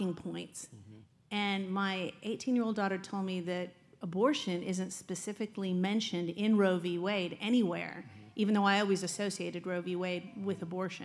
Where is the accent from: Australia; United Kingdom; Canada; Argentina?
Canada; I'm Canadian